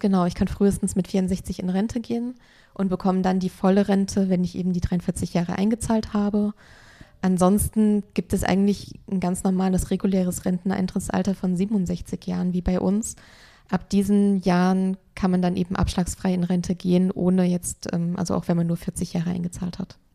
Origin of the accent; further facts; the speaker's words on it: Germany; bei uns in Deutschland